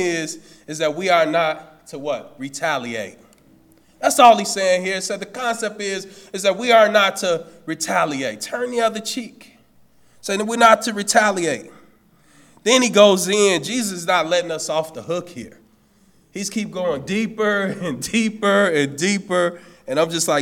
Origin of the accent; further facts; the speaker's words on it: Chicago, Illinois, United States; I'm from Cabrini Green. I'm from the CG